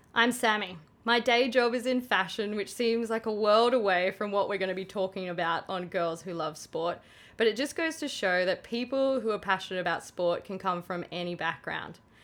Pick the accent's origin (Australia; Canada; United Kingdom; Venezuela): Australia; Queensland; I'm a Queenslander